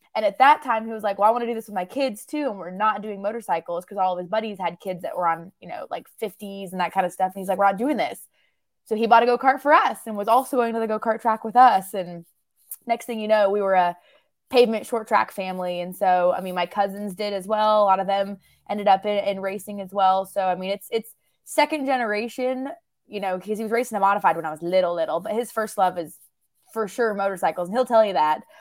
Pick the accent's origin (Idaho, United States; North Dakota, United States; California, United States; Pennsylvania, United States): Idaho, United States; Southern; moved away as an adult; now in North Carolina, United States; I'm born and raised in Southern Idaho, grew up out there